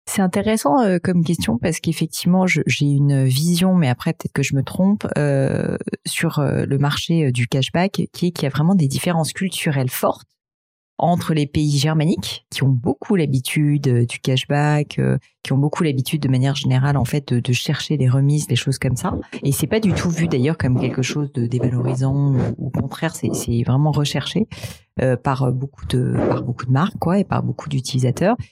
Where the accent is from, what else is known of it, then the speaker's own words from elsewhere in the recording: France; je suis française